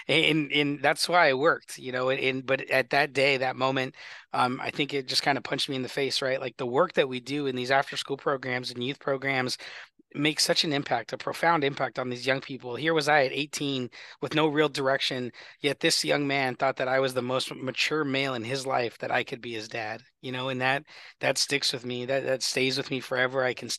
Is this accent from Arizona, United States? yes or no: yes; Glendale, Arizona, United States; I grew up in Glendale, so Glendale is very personal to me.